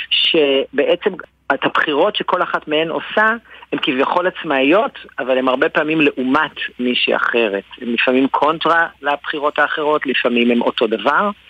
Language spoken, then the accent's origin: Hebrew; Central District, Israel; now in Tel Aviv, Israel; אני, אני גדלתי במרכז, אני גר היום בתל אביב, שירתתי בצבא בדרום